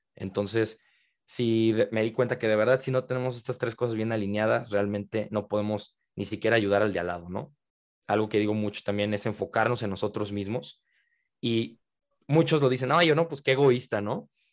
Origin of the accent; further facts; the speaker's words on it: Guadalajara, Jalisco, Mexico; yo soy de Guadalajara, en la tierra del el tequila